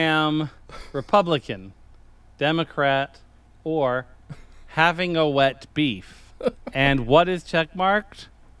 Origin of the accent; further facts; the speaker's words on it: New York, United States; moved away; I grew up in New York